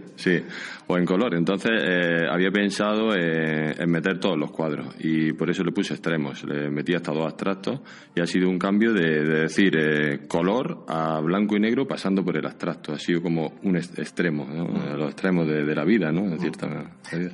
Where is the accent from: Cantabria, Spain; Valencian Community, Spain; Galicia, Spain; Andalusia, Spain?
Andalusia, Spain; Jun; moved away as an adult; now in San Sebastián, Spain; Soy de un pueblecito al lado de Granada, a dos kilómetros de Granada, y se llama Jun